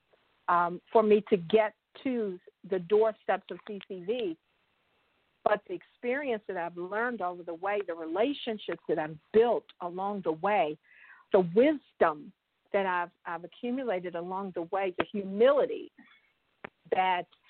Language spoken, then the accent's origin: English; Baltimore, Maryland, United States; moved away as an adult; also born or lived in Central Ohio; now in Ohio, United States; I'm originally from Baltimore, and I was here in Ohio on my own